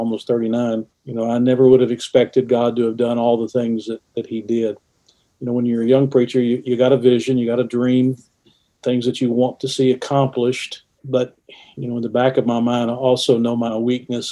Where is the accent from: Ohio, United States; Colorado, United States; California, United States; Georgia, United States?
Georgia, United States; just outside of Atlanta; moved away as an adult; also born or lived in West Virginia; now in Huntington, United States; I was born and raised just outside of Atlanta, Georgia